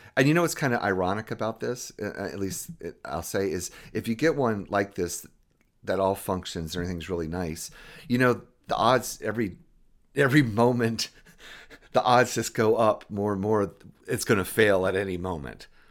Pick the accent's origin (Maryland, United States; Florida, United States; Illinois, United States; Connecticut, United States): Florida, United States; Jacksonville; I grew up in Jacksonville, Florida